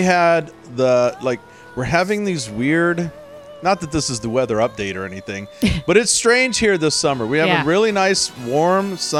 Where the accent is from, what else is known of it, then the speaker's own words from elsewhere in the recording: the South, United States; now in Pacific Northwest, United States; I grew up in the South. I grew up down South